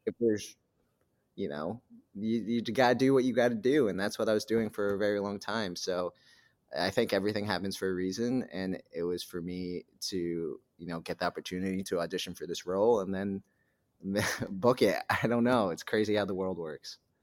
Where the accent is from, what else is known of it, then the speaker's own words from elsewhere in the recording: New Hampshire, United States; I grew up in New Hampshire